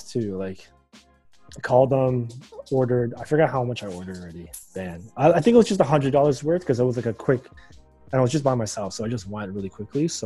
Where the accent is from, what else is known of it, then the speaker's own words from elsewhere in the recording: Markham, Ontario, Canada; I grew up in Markham, so Markham is like one of the you know, pinnacles for Asian cuisine